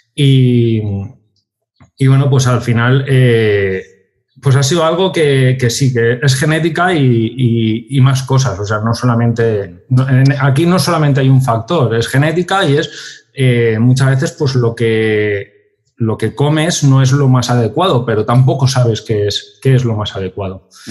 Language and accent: Spanish; Valencia, Valencian Community, Spain; somos de Valencia